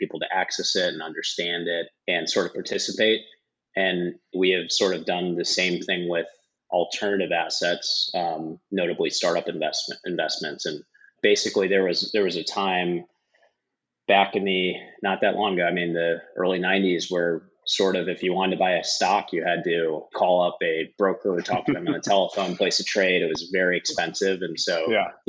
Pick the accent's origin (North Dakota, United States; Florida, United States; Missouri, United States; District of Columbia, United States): Missouri, United States; St. Louis; moved away as an adult; also born or lived in Wisconsin; I grew up in St. Louis, so grew up in the Midwest.